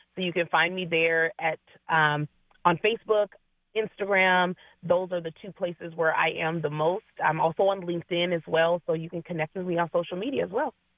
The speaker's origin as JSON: {"language": "English", "town": "Seattle", "region": "Washington", "country": "United States", "tie": "born or raised there", "said": "I am uh, born and bred in the Seattle area"}